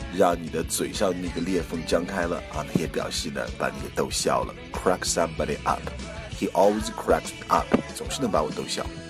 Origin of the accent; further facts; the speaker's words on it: China; 我们中国人